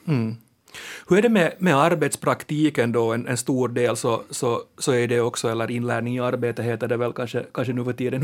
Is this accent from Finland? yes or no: yes; Finland; Akku säger vi finlandssvenskar